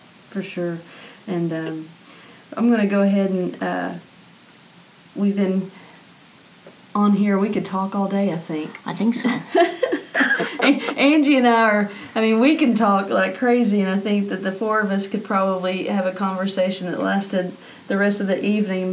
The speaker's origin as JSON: {"language": "English", "region": "Arkansas", "country": "United States", "tie": "born or raised there", "said": "I grew up in the Missionary Baptist faith um, here in Arkansas"}